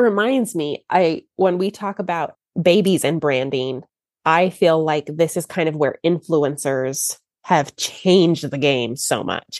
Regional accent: Texas, United States; I'm from Texas

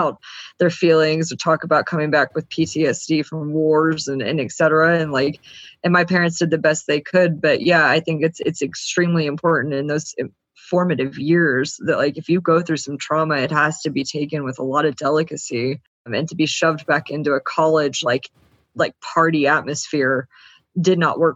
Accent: the South, United States; I was very much from the South, which is also very, you know, debutante South is very heavy on appearances. I kind of grew up in a world

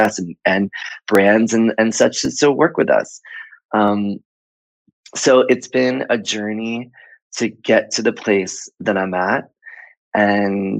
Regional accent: Miami, Florida, United States; moved away; also born or lived in Atlanta / Fort Lauderdale / New York City / Chicago; I was born in Miami and I grew up there

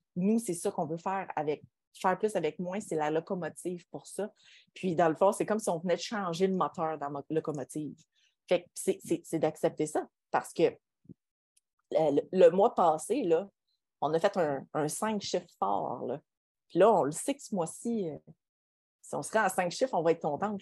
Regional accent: Quebec, Canada; On est des Québécois

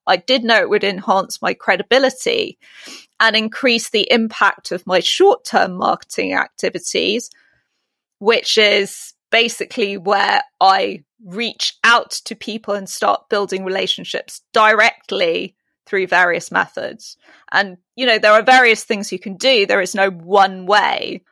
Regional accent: United Kingdom; accent: British; In my British accent

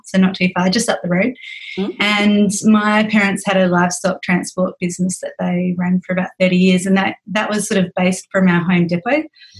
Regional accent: Millicent, South Australia, Australia; also born or lived in Adelaide / Mount Gambier; now in Penola, Australia; So I grew up in Millicent and then went away to boarding school in Adelaide for year 8 to year 12.

